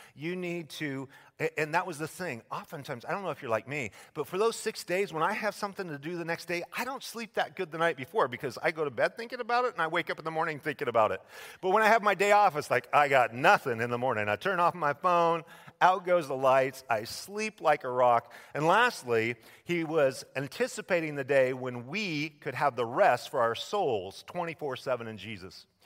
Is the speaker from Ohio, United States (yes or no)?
no; Idaho, United States; my home state of Idaho